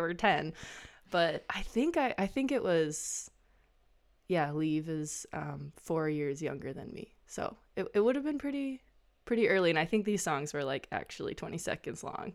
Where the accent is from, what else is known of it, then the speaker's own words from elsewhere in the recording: Midwest, upper Mississippi River Valley, Minnesota, United States; I'm a Midwesterner and um, feel very loyal to the landscape of the upper Mississippi River Valley and have lived around this landscape my whole life